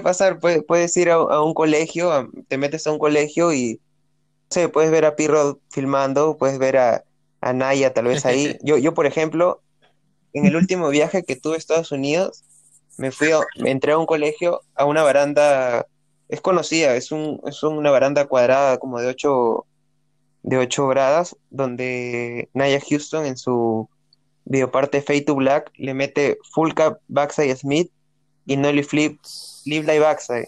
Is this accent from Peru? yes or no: yes; Peru; la primera vez que salí de Perú